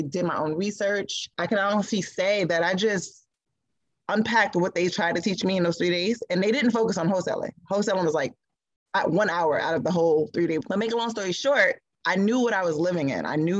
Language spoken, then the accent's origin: English; Newark, New Jersey, United States; where I grew up in Newark